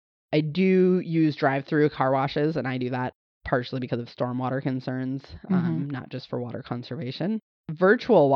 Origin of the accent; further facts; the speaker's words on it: Montana, United States; I grew up in Montana